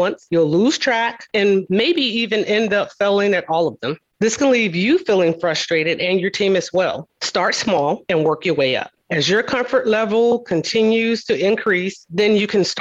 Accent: the South, United States; I'm from the South

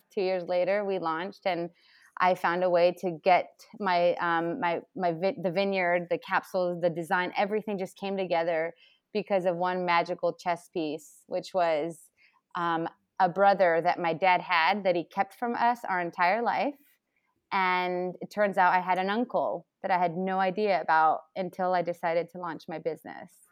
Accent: Chile; now in United States; I come from Chile

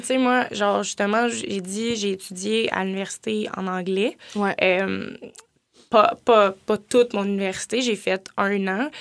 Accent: Gatineau, Quebec, Canada; je viens de Gatineau

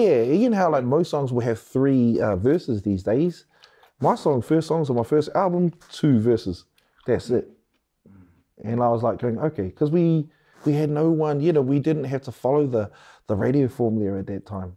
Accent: Wellington, New Zealand; I'm from Wellington

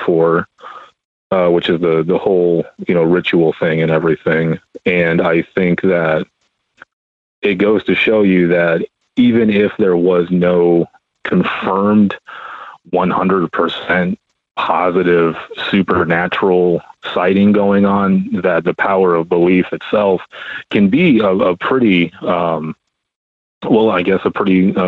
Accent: Arizona, United States; I'm from Arizona

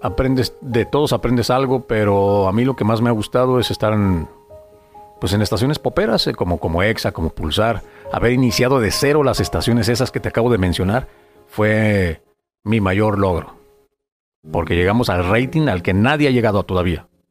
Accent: Guadalajara, Jalisco, Mexico; moved away as an adult; now in Tijuana, Mexico; yo soy de Guadalajara. Y toda, toda mi carrera, todo lo que, lo que logré, lo que hice fue allá

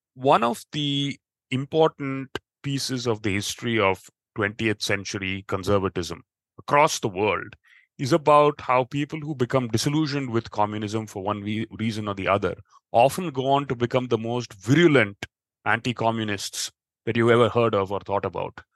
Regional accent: United States; growing up in the us

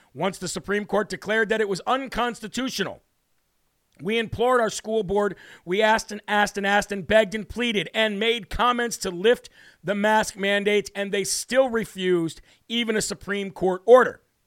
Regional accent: Midwest, United States; moved away; where I was born in the Midwest, except just a little north

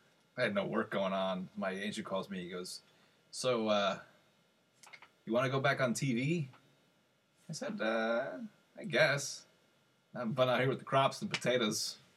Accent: Budd Lake, New Jersey, United States; I grew up in Bud Lake, New Jersey. For all you out there, shout out to the Lake of Bud.

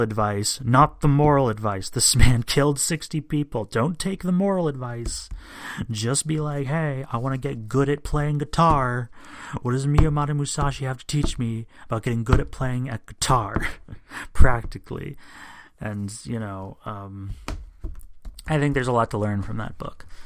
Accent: United States; I'm an American

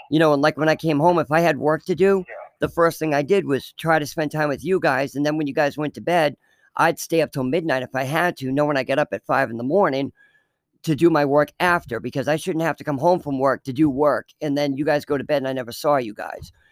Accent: Fremont, United States; in the town we grew up in Fremont, it was a very rich town. Well, I don't say rich, rich town, but I mean, we were probably the poorest people that lived in that town.

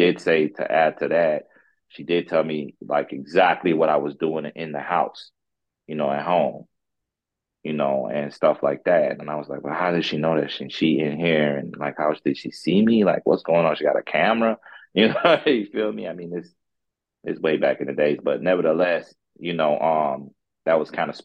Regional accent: Florida, United States; also born or lived in St. Croix, U.S. Virgin Islands; now in St. Louis, United States; I'm from the, originally from the Virgin Islands, St. Croix. That's where I'm from. I grew up in Florida, and then I moved out here to Missouri, St. Louis

